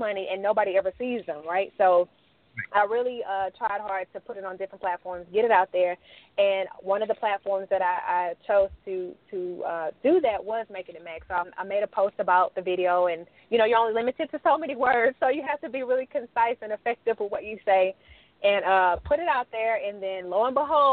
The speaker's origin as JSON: {"language": "English", "town": "La Marque", "region": "Texas", "country": "United States", "tie": "born or raised there", "moved": "as an adult", "lives_now": "Houston, United States", "said": "I'm actually from Lamarck, Texas. I don't know if you heard of it. It's by Galveston. So that's where I grew up, and I live in Houston now"}